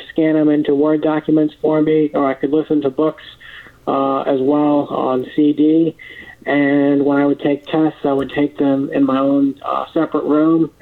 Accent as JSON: {"language": "English", "town": "Terre Haute", "region": "Indiana", "country": "United States", "tie": "born or raised there", "said": "I was born in Terre Haute, Indiana."}